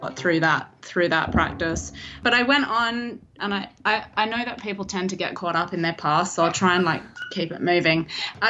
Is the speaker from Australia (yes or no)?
yes; Australia; moved away as an adult; now in Los Angeles, United States; I'm actually Australian by birth, in case you couldn't tell from the accent.